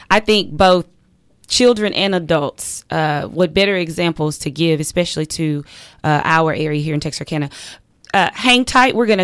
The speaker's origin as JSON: {"language": "English", "town": "Miami", "region": "Florida", "country": "United States", "tie": "born or raised there"}